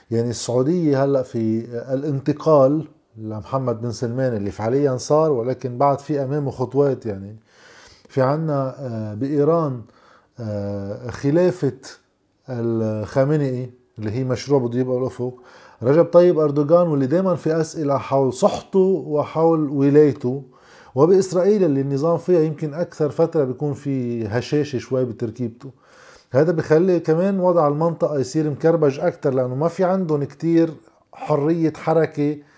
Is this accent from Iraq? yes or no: no; Lebanon; moved away; أنا مشكلتي لما لا لما طلعت من لبنان